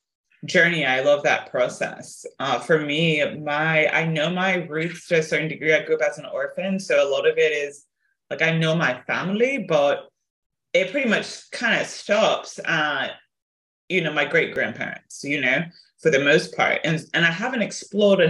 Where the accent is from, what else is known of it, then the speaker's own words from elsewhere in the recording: South Africa; moved away; also born or lived in Tennessee; I was raised in South Africa.